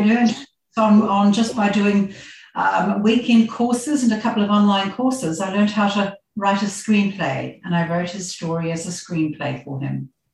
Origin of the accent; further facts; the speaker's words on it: New Zealand; moved away as an adult; also born or lived in Christchurch, New Zealand; now in Australia; i grew up in very small village in new zealand it was dairy country so on a farm